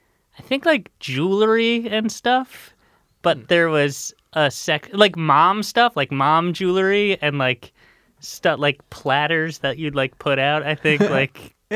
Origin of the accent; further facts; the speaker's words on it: Long Island, New York, United States; born or raised there